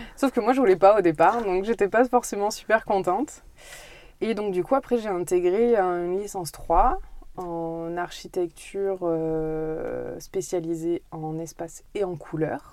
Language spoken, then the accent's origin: French; Brive-la-Gaillarde, Nouvelle-Aquitaine, France; je suis née en Corrèze, je suis née à Brive.